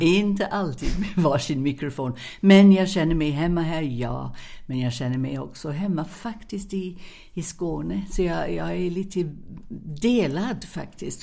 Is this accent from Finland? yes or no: no; England, United Kingdom; now in Sweden; jag är engelska